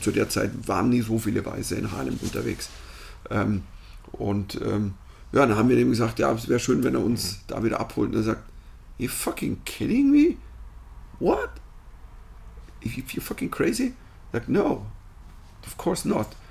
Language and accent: German; Germany; moved away as an adult; also born or lived in New York; Ich bin Deutscher, ich bin hier